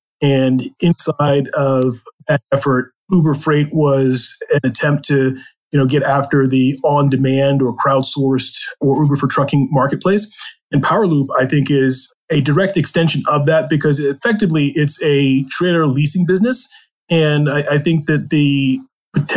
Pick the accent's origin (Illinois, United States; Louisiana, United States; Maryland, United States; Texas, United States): Maryland, United States; I grew up on a farm in Maryland